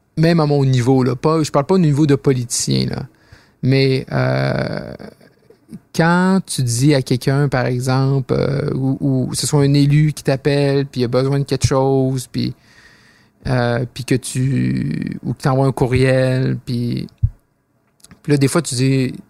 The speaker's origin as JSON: {"language": "French", "town": "Roberval", "region": "Quebec", "country": "Canada", "tie": "born or raised there", "said": "je suis né à Roberval, au Lac-Saint-Jean"}